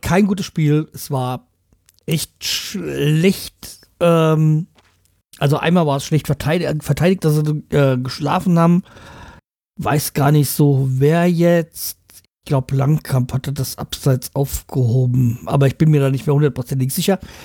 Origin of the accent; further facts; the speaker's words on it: Hanau, Hesse, Germany; aus meiner Heimatstadt, Hanau